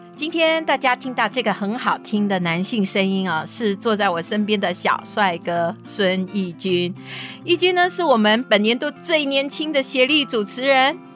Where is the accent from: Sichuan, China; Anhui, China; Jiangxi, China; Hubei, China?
Sichuan, China; now in Taiwan; 大家好，我是来自四川的